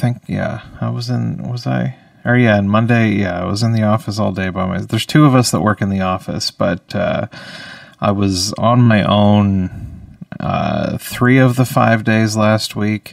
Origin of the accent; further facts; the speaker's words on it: Saint John, New Brunswick, Canada; I am a comedian from St. John, New Brunswick